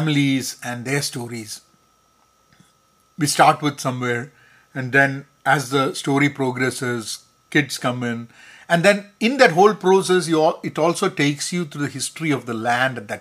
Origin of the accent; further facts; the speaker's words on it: Kerala, India; first language Malayalam; English is a second language; now in United States; Kerala is my home state in India